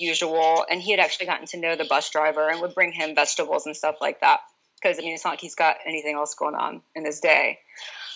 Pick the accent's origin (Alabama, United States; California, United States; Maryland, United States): Alabama, United States; Now, I'm from Alabama